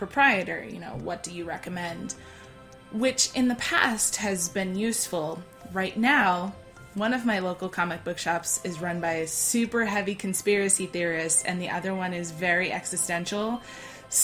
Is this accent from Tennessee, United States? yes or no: no; Iowa, United States; I grew up in Iowa, which is incredibly landlocked